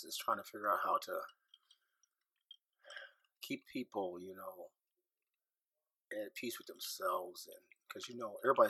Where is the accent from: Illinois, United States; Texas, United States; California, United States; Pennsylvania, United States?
Illinois, United States; Carlyle; now in St. Louis, United States; the beauty of growing up in Carlisle, Illinois